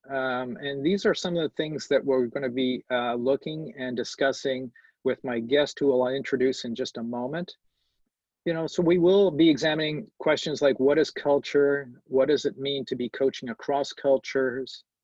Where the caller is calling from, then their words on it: Montreal, Quebec, Canada; I'm, I'm dialing in from Montreal, a very multicultural city